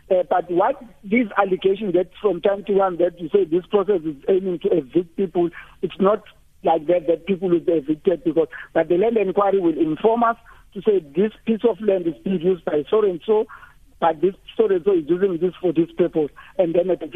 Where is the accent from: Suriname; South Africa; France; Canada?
South Africa; Limpopo; now in Gauteng, South Africa; I'm here in Gauteng, but I'm from Limpopo.